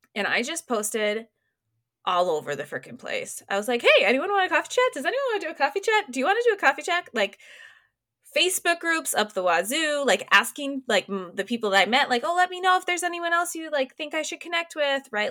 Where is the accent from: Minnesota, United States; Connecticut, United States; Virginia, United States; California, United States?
Minnesota, United States; Minneapolis; moved away as an adult; also born or lived in Des Moines, Iowa; Minneapolis, which is, like, my hometown